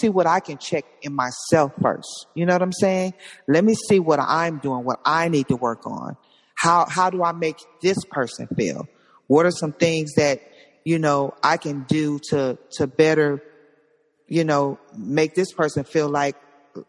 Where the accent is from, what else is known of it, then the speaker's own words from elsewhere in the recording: Compton, California, United States; I'm from Compton